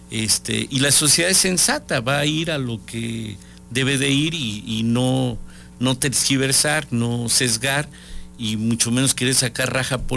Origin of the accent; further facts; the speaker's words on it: Mexico; necesitamos sacar lo que somos los mexicanos, somos seres solidarios